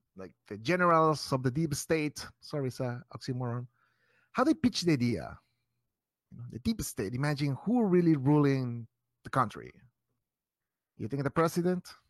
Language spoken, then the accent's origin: English; Mexico; now in Chicago, United States; I'm from Mexico